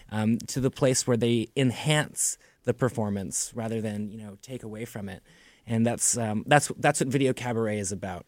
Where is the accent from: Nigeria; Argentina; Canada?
Canada; Toronto, Ontario; growing up in Toronto